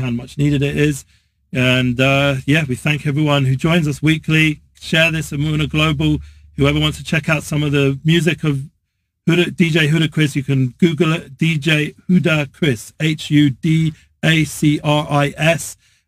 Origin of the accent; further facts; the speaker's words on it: England, United Kingdom; Yes, I'm English.